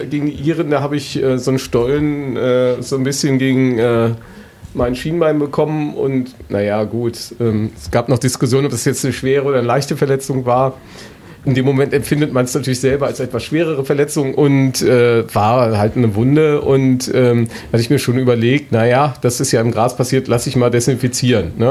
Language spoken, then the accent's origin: German; Northern Germany, Germany; Ich komme ja aus dem Norden und bei mir ist es in die Wiege gelegt worden, weil mein Onkel war früher Präsident von Werder Bremen.